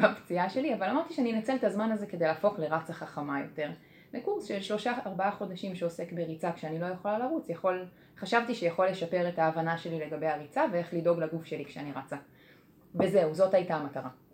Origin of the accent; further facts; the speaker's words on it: Kfar Saba, Central District, Israel; אני מכפר סבא